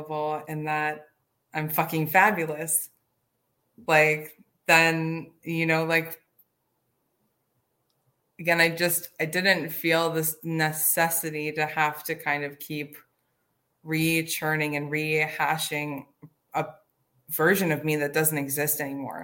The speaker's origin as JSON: {"language": "English", "region": "Midwest", "country": "United States", "moved": "yes", "said": "I'm recovering from the Midwest"}